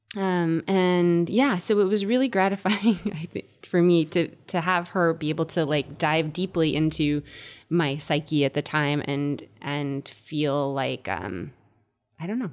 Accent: Connecticut, United States; moved away as an adult; also born or lived in Indiana; I was growing up in Connecticut

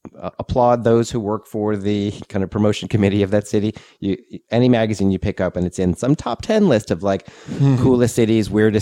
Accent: New England, United States; now in Asheville, United States; I grew up in New England

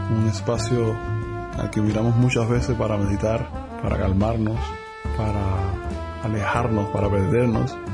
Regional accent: Cuba; now in France; viviendo más de 10 años fuera de Cuba, en Francia

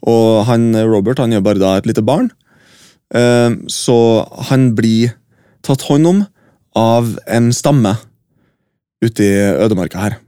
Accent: Norway; på Huseby bare et steinkast unna der jeg vokste opp

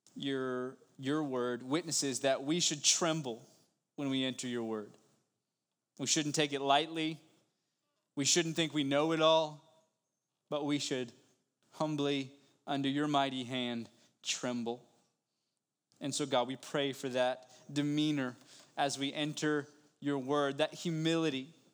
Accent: West Virginia, United States; I'm from West Virginia

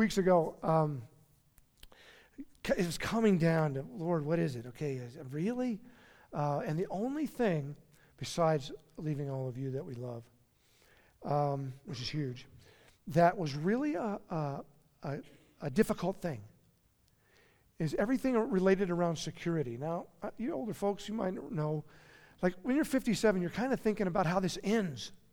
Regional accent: Steamboat Springs, Colorado, United States; moved away; take a position in Steamboat Springs, my hometown

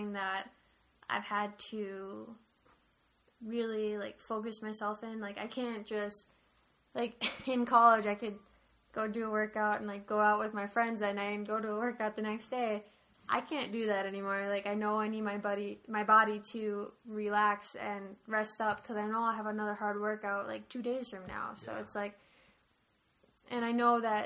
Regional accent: United States; close to my home state, like, right across the border

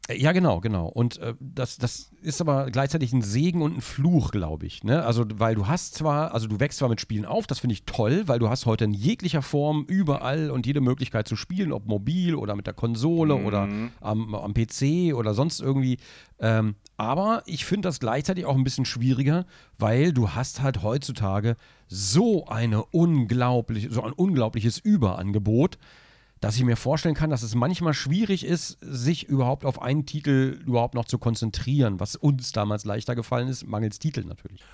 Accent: Braunschweig, Lower Saxony, Germany; da hat man das Werk in Braunschweig, ja, da wo ich aufgewachsen bin.

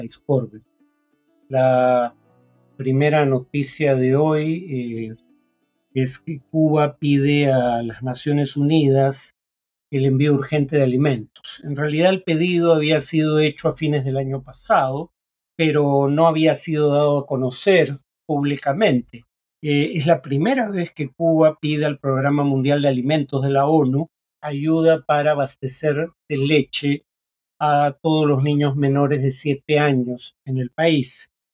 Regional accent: Peru

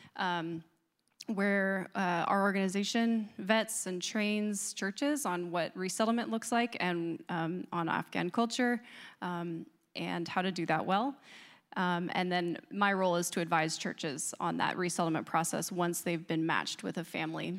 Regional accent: Northeast, United States; now in Charlottesville, United States; I grew up in the Northeast, so living in Charlottesville is now like being in the Deep South.

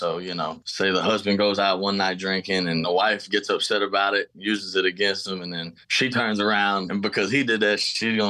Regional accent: Houston, Texas, United States; also born or lived in Katy, Texas; Born and raised in Houston, Texas. I grew up here. My dad was in a bunch of bands, and so I was always been around the Houston music scene

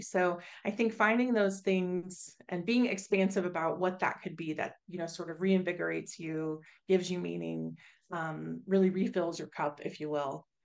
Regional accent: Oklahoma, United States; now in Massachusetts, United States; I'm originally from Oklahoma

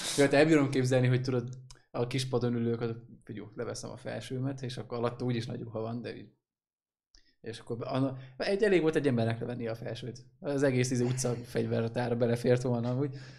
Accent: Hungary; Vidékiek vagyunk

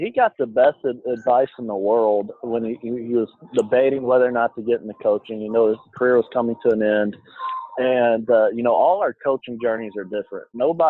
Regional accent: Shreveport, Louisiana, United States; now in Jackson, United States; I grew up in Shreveport

